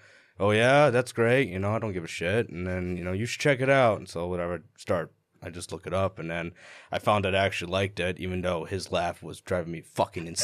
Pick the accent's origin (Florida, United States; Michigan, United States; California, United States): Michigan, United States; Kalamazoo; I'm from Kalamazoo.